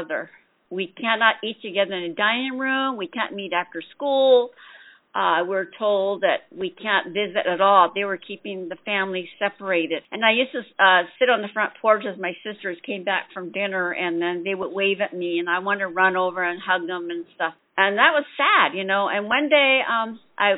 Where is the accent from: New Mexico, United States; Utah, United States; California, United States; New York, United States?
New Mexico, United States; Shiprock; first language Navajo; English is a second language; moved away; I'm originally from Shiprock, New Mexico